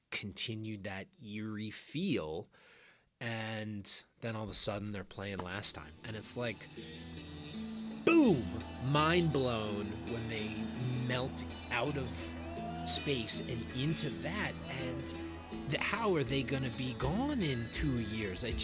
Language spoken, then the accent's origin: English; New Jersey, United States; born or raised there